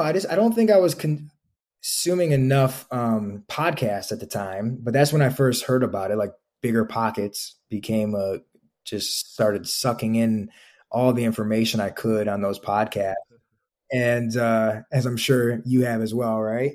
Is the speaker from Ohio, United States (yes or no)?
yes; Toledo, Ohio, United States; moved away as an adult; also born or lived in Chicago; I'm originally from Ohio